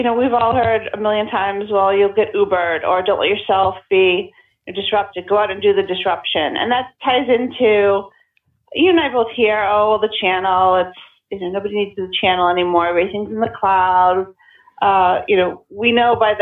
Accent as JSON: {"language": "English", "area": "just outside Boston", "region": "Massachusetts", "country": "United States", "tie": "born or raised there", "said": "I grew up just outside the city. I went away for a while, but had to come back"}